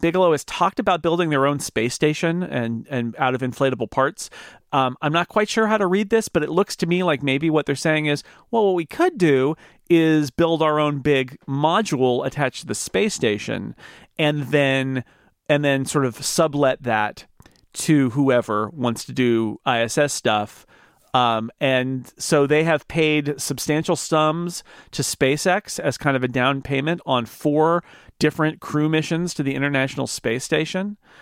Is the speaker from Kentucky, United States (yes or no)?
no; Sonora, California, United States; my hometown of Sonora, California